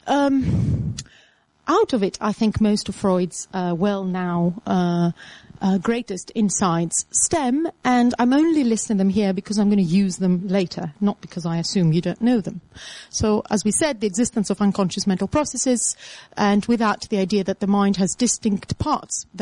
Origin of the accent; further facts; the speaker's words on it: Attica, Greece; moved away; Attica, my hometown